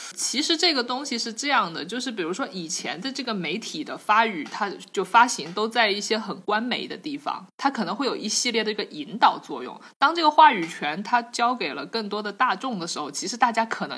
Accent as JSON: {"language": "Chinese", "region": "Jiangxi", "country": "China", "tie": "born or raised there", "said": "我的这个长大的江西"}